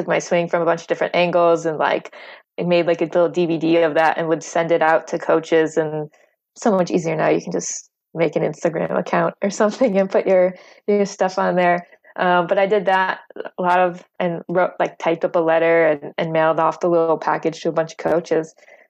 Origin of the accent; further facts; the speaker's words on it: Florida, United States; wasn't one of those like young kids growing up in Florida that plays golf all the time